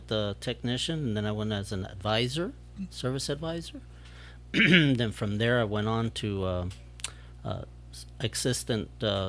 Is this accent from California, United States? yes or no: no; Mission, Texas, United States; moved away as an adult; now in Rio Grande City, United States; I'm originally from Mission, Texas.